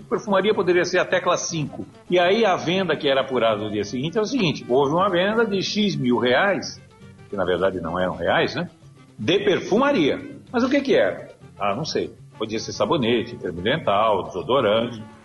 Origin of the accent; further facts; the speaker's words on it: Santos, São Paulo, Brazil; Meu pai tinha um pequeno comércio lá em Santos, minha cidade natal